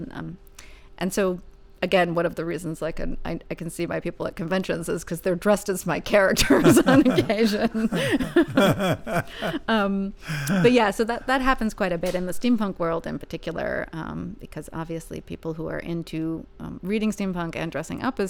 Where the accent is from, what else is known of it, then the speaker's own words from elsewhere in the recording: Northern California, United States; I am from Northern California